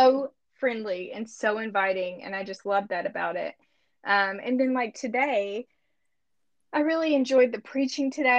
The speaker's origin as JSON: {"language": "English", "town": "Monticello", "country": "United States", "tie": "born or raised there", "moved": "as an adult", "lives_now": "Bentonville, United States", "said": "the church that I grew up in Monticello"}